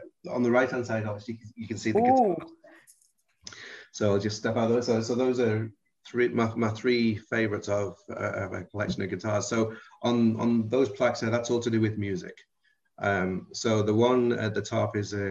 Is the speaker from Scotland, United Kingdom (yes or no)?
no; about 7 miles outside of Liverpool, North West England, United Kingdom; accent: Liverpool-ish; now in United States; I was raised about 7 miles outside of Liverpool, so I'm not allowed to say I'm from Liverpool